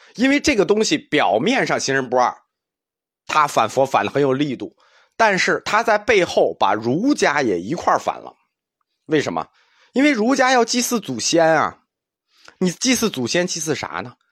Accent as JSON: {"language": "Chinese", "country": "China", "said": "因为我们中国人啊，从小大人就教你这个不该说，那个不能做"}